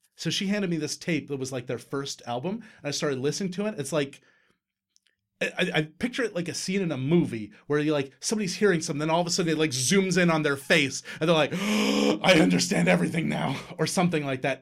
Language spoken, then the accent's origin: English; Newfoundland and Labrador, Canada; we're Newfoundlanders. We're Newfoundlanders.